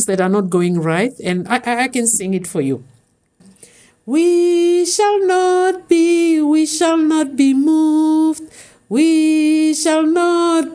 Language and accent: English; Windhoek, Khomas, Namibia; I was born in Kadutura, in Windhoek.